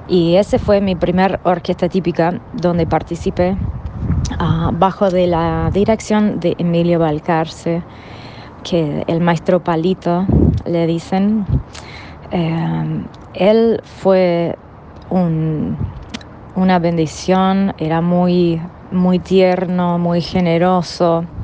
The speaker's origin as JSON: {"language": "Spanish", "region": "California", "country": "United States", "also_born_or_lived": "Kansas City", "second_language": "Spanish", "moved": "as an adult", "lives_now": "Buenos Aires, Argentina", "said": "Estoy radicada acá en Buenos Aires em, desde 2002 vengo de Estados Unidos, em, y antes de mudarme acá vivía en Kansas City, que es bien en el medio del país, pero soy de California."}